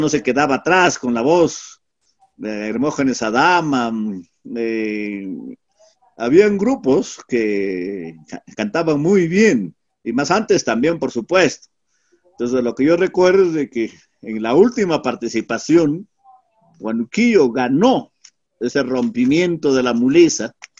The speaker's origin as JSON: {"language": "Spanish", "region": "Huánuco", "country": "Peru", "also_born_or_lived": "Lima / Ayacucho / Huancayo", "moved": "yes", "said": "Pero mi tierra me jaló más, me pidió más, parece que requería de mi presencia y he vuelto"}